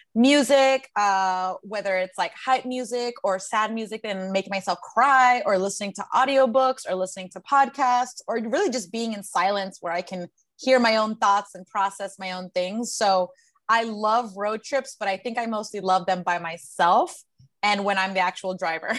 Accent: San Antonio, Texas, United States; moved away as an adult; also born or lived in Queens, New York / Los Angeles / Colombia (ancestry); I was born in Queens, New York. I was raised in San Antonio, Texas, and I moved to Los Angeles when I was 18

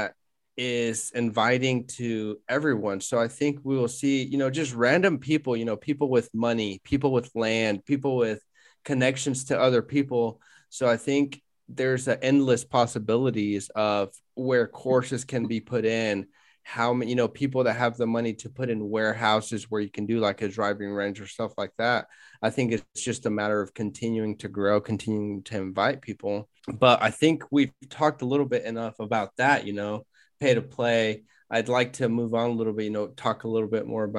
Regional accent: Wichita, Kansas, United States; we're from Wichita, Kansas

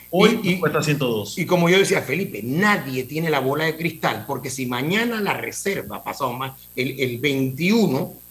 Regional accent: Panama; sí, todos, somos panameños

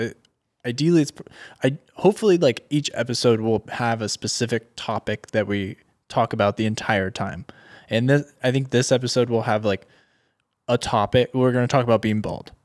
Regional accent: Orange County, California, United States; I'm from Orange County, California.

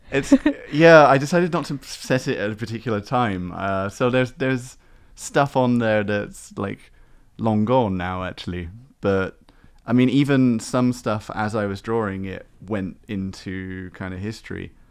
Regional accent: Exmouth, South West England, United Kingdom; now in Taiwan; my own hometown. Exmouth

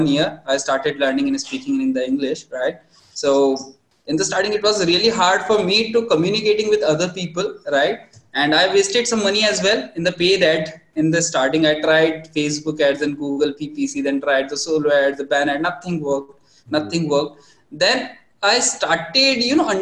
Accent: India; as typical Indian family

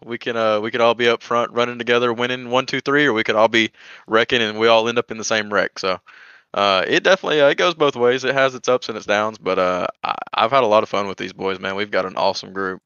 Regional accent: Georgia, United States; I'm from Georgia

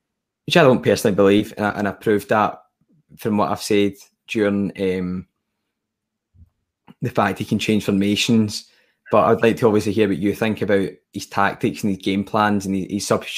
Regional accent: Scotland, United Kingdom; I'm also Scottish as well

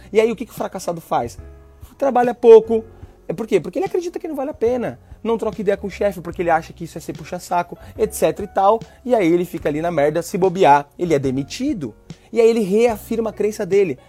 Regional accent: São Paulo, Brazil; moved away as an adult; also born or lived in Northeast Brazil / Australia; na quebrada lá, Itaim tá Paulista, onde eu cresci

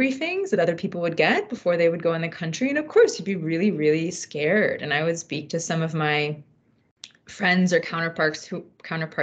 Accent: United States; moved away as an adult; also born or lived in Afghanistan / Pakistan; my positionality as an American

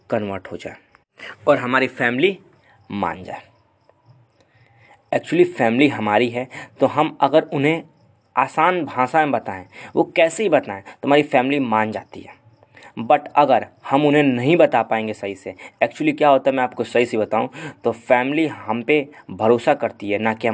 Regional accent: Gorakhpur, Uttar Pradesh, India; and मैं proper Gorakhpur से belong करता हूँ सो so, मैं यूपी का हूँ

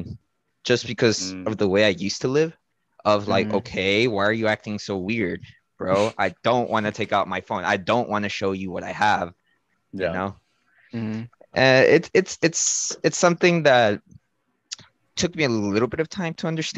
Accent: Mexico; moved away; I grew up in Mexico, different type of culture, different type of lifestyle.

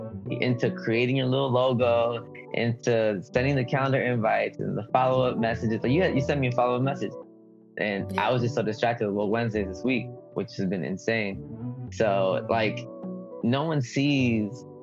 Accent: United States; English is a second language; I am not undocumented. I was born in the United States

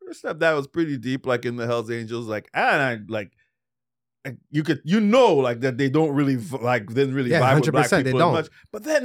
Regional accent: Trinidad & Tobago; now in Canada; growing up in Trinidad, I didn't know what racism was.

